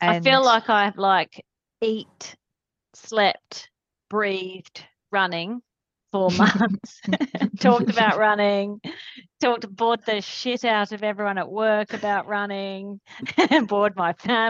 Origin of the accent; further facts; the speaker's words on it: England, United Kingdom; now in Australia; growing up in England, you don't really get the best swimming coaching.